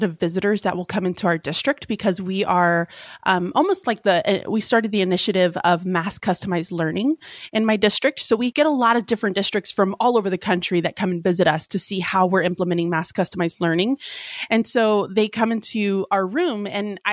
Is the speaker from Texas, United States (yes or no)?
yes; Houston, Texas, United States; moved away as an adult; also born or lived in Galveston, Texas / Pasadena, Texas / Alabama; now in Pennsylvania, United States; I am a Southern girl. I was born and raised in Houston, Texas